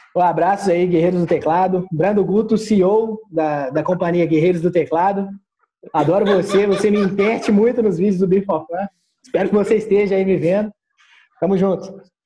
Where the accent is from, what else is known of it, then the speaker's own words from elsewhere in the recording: Lagoa da Prata, Minas Gerais, Brazil; accent: mineiro; also born or lived in Belo Horizonte; eu sou de Lagoa da Prata, Minas Gerais. É, morei em BH por um tempo, mas voltei agora para o período de confinamento, voltei para minha cidade natal.